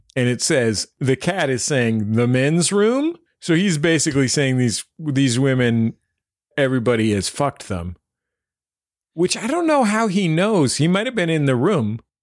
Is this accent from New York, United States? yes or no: no; San Francisco, California, United States; I'm from San Francisco, which is where … are from